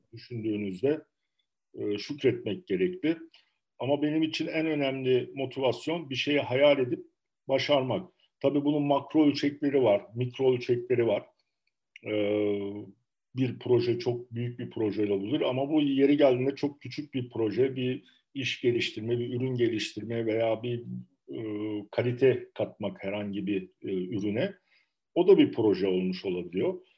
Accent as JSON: {"language": "Turkish", "region": "Adana", "country": "Turkey", "tie": "born or raised there", "also_born_or_lived": "Tarsus / Istanbul / Bordeaux", "said": "1972 Adana doğumluyum."}